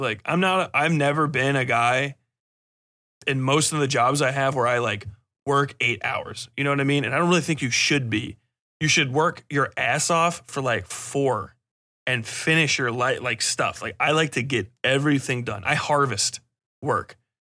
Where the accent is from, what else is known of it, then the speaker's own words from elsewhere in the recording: United States; I'm from America